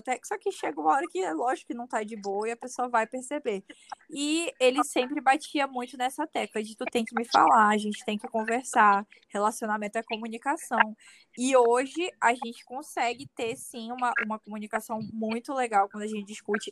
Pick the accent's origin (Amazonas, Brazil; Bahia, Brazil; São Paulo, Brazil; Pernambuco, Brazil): Amazonas, Brazil; Manaus; eu sou de Manaus, Amazonas